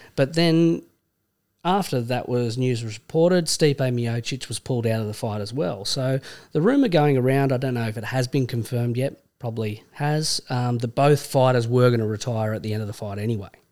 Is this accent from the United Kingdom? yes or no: no; Australia; accent: Australian; also born or lived in Vancouver; as an Australian